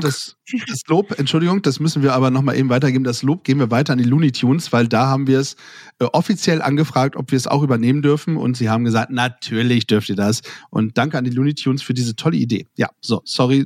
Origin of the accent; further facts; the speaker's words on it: Germany; aus meinem Heimatdorf kommen, nämlich aus Lunenstedt